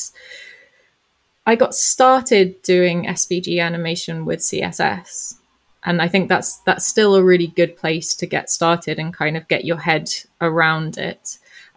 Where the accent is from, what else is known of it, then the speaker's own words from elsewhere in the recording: Johannesburg, Gauteng, South Africa; I grew up in South Africa, so this was in Johannesburg